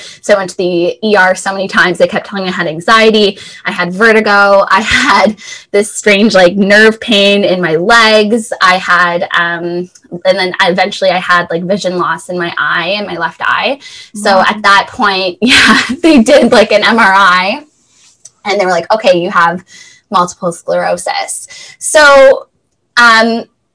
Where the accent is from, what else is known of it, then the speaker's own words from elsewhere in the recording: Thornhill, Ontario, Canada; So I grew up just north of Toronto in Thornhill and had a pretty typical childhood